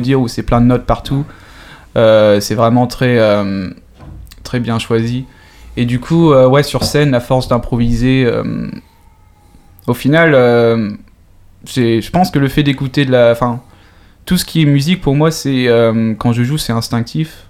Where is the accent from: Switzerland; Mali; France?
France; moved away as an adult; now in Sweden; en tant que Français